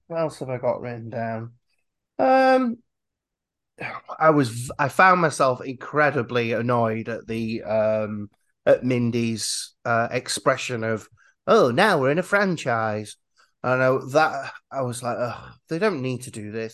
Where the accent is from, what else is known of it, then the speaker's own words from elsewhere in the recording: Yorkshire and the Humber, United Kingdom; I'm from Yorkshire